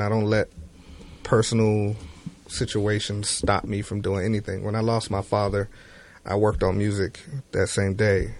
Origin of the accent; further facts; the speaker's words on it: Miami, Florida, United States; I grew up in Miami, and all of the music was very feel good when I was coming up